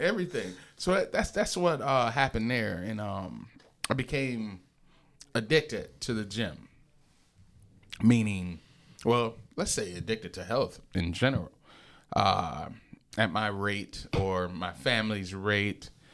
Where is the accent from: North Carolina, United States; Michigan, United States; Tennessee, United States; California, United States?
Michigan, United States; Lansing; I'm from the Lansing area